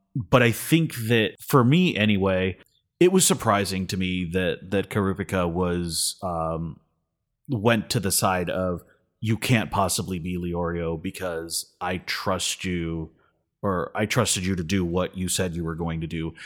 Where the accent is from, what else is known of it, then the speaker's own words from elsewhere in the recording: Miami, Florida, United States; growing up in Miami, you know, as a Hispanic person